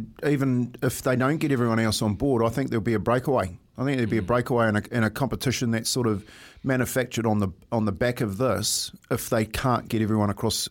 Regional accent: Waitara, Taranaki, New Zealand; moved away; a youngster from my hometown in Waitara

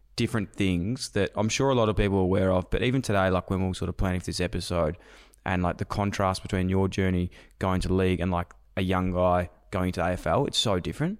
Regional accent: Melbourne, Victoria, Australia; I'm from Melbourne

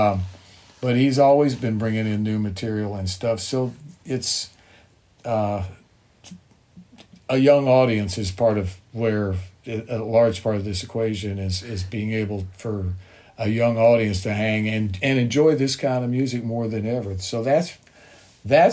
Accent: Bowling Green, Kentucky, United States; my hometown in Bowling Green

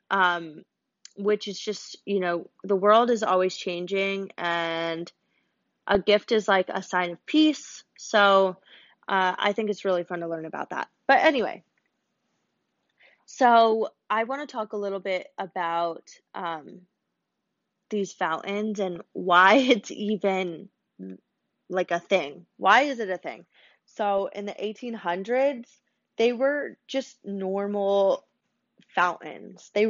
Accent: Florida, United States; also born or lived in New York / Minnesota; I think I'm just like naturally a tourist at heart growing up in Florida um, and then New York, and then Duluth.

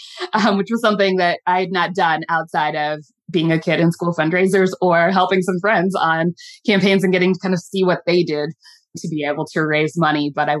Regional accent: Midwest, United States; now in Baltimore, United States; learn the city of Baltimore and the state of Maryland, because I was a transplant from the Midwest.

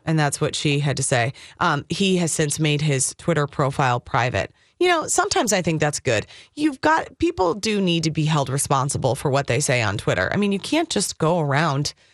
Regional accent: Minnesota, United States; I was born and raised in Minnesota.

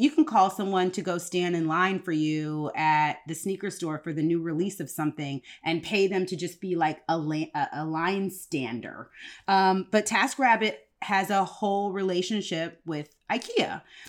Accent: Woodbridge, Virginia, United States; So, weird fun fact, I grew up in Woodbridge, Virginia, and one of the places I grew up was Woodbridge, Virginia

